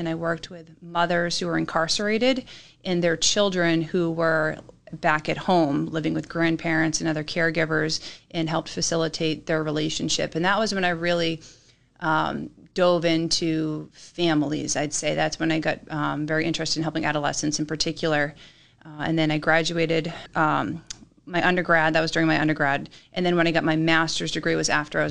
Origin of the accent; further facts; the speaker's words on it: Hingham, Massachusetts, United States; moved away as an adult; also born or lived in Vermont; now in New Hampshire, United States; I grew up in Massachusetts, too